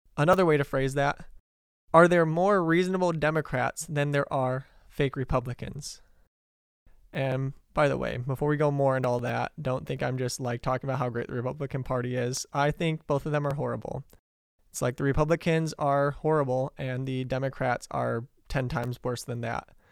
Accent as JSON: {"language": "English", "town": "Detroit", "region": "Michigan", "country": "United States", "said": "I'm from Detroit"}